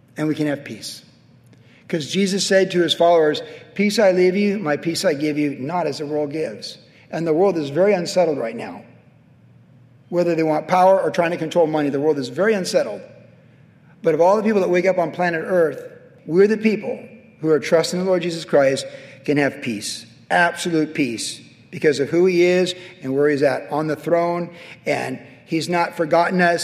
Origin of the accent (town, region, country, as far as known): United States